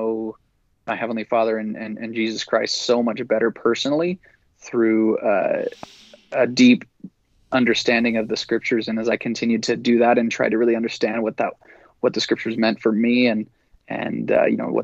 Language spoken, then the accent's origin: English; Utah, United States; growing up in Utah, growing up in the church